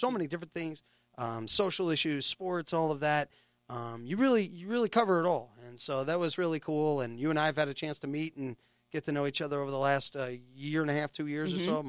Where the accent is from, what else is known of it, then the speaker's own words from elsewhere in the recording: San Francisco, California, United States; moved away; You know, we came here from San Francisco. She wanted a whole different life.